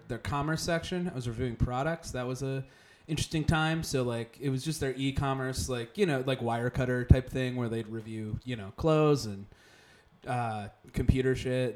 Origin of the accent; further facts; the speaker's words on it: West Chester, Pennsylvania, United States; moved away as an adult; also born or lived in Philadelphia, Pennsylvania; Westchester, Pennsylvania is suburban Philadelphia